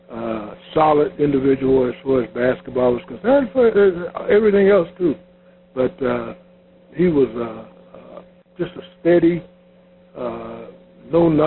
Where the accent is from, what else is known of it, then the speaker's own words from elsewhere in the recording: Chicago, Illinois, United States; Uh, he, he was a Chicago Bull, and we're from Chicago.